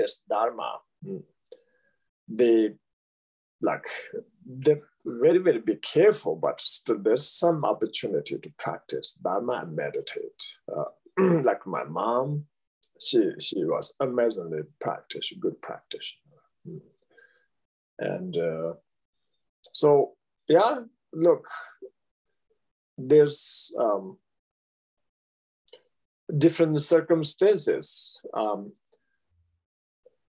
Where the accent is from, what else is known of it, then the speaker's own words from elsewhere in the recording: Eastern Tibet, Amdo, China; I was born in Eastern Tibet, which we call Amdo.